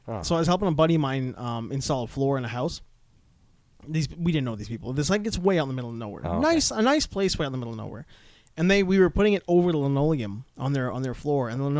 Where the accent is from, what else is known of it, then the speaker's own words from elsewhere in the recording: Canada; born there; What I'm saying is, I was born in Canada.